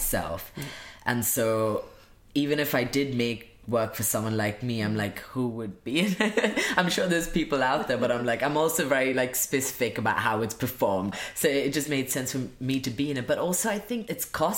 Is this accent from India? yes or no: yes; India; moved away; I grew up in India